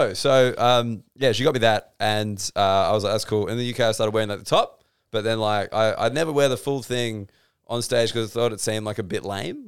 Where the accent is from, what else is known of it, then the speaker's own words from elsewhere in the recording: Australia; I'm Australian.